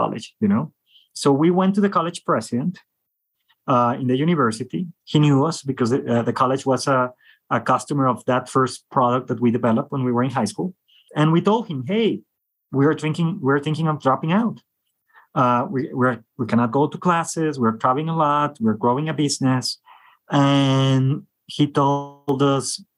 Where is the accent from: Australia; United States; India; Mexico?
Mexico; I'm from Mexico